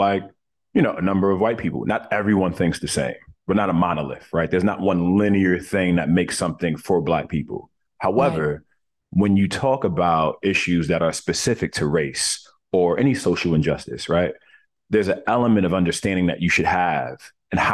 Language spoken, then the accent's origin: English; New York City, New York, United States; when I was born in Coney Island, Brooklyn